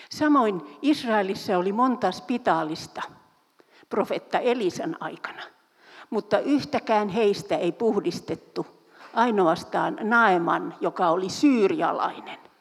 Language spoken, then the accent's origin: Finnish; Turku, Southwest Finland, Finland; Mä olen syntyisin Turusta